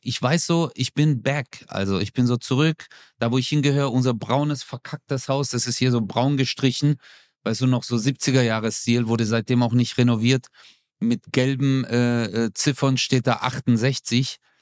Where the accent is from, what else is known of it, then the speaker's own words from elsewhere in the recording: Stuttgart, Baden-Württemberg, Germany; meine Mutter zieht aus Stuttgarthausen, aus unserer Wohnung aus, wo ich groß geworden bin